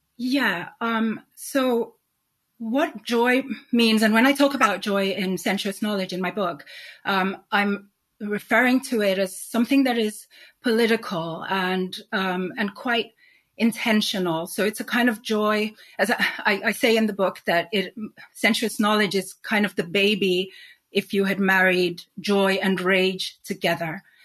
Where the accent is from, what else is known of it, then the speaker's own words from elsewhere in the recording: Nigeria; also born or lived in Sweden / Spain / New York; now in London, United Kingdom; growing up in Nigeria, um, I was witness to a particular type of society